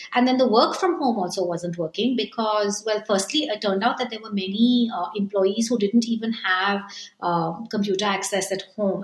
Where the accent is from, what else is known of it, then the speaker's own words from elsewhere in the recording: India; moved away as an adult; also born or lived in Japan; as an Indian